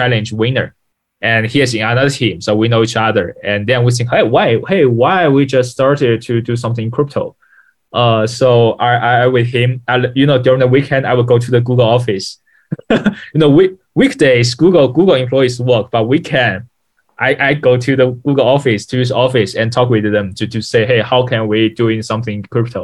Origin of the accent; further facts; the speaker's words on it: Ningbo, Zhejiang, China; English is a second language; I'm born from Ningbo, Zhejiang, China. Yeah, it's a city south of the Shanghai.